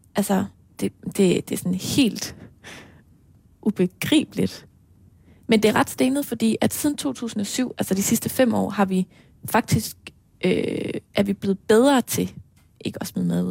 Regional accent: Aarhus, Central Denmark Region, Denmark; hjemme i Aarhus, ude i Marcellesborg

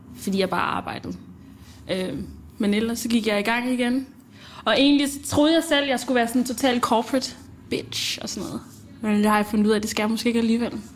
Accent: Denmark; also born or lived in Zambia; Jeg kom til Danmark med min mor, da jeg var

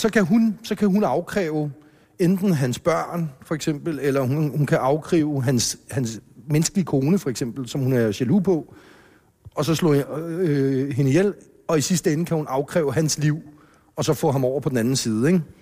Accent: Hellerup, Capital Region of Denmark, Denmark; hjemme i villaen øh, i Hellerup, hvor, hvor jeg voksede op

